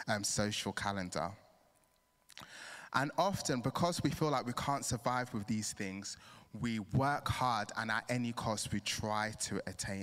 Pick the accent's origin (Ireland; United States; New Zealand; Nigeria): Nigeria; now in England, United Kingdom; I'm Nigerian